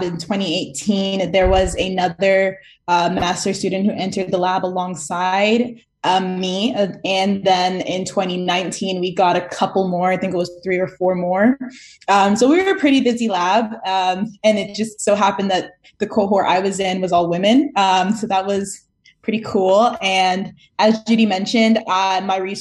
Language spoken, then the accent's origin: English; Toronto, Ontario, Canada; moved away as an adult; also born or lived in New York City; now in New York, United States; I grew up in Toronto